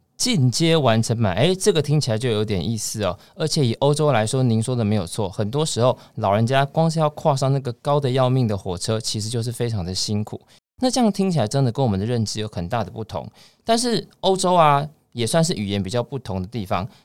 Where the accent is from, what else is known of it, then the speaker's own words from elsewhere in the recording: Taiwan; 我们台湾人